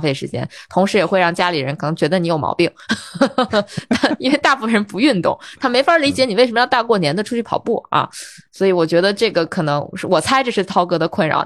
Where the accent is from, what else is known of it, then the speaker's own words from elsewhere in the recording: Baotou, Inner Mongolia, China; now in Beijing, China; 你像我家啊，我是内蒙人，我包头人